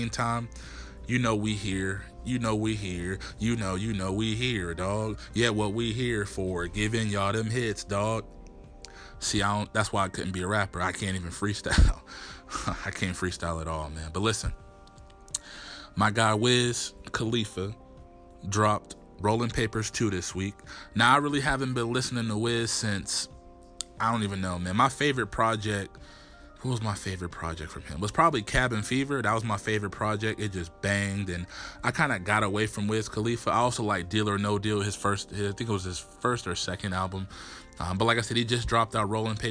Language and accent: English; Erie, Pennsylvania, United States; I'm originally from Erie, Pennsylvania, 814 to Foe, 23rd and East Ave